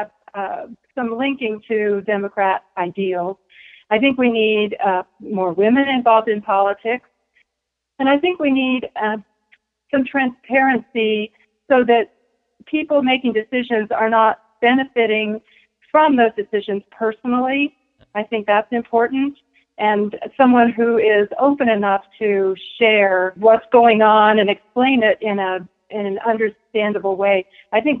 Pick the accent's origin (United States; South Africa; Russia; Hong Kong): United States; also born or lived in Texas; I was born actually in Texas, but I've been raised here all my life. So a lifelong Henry County resident.